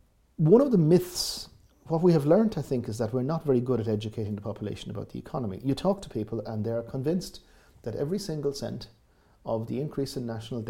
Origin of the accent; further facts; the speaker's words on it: Waterville, Munster, Ireland; I grew up in Southwest Kerry in a tourist environment